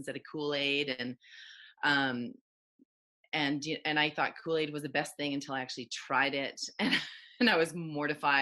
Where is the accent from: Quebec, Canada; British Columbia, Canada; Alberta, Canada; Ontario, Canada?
British Columbia, Canada; Chilliwack; also born or lived in Matsqui, British Columbia; we moved from Chilliwack, BC from Matsqui, BC to Chilliwack, BC